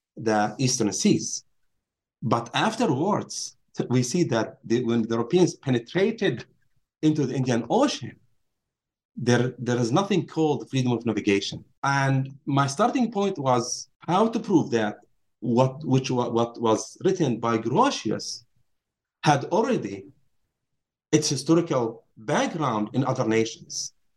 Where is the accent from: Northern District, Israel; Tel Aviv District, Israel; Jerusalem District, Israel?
Northern District, Israel; Nazareth; moved away as an adult; also born or lived in Princeton; I grew up in Nazareth, um, Palestine, Israel today